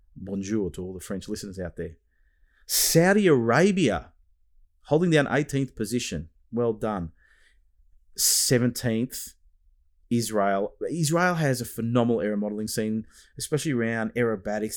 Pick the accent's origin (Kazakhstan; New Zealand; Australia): Australia; is my homeland, Australia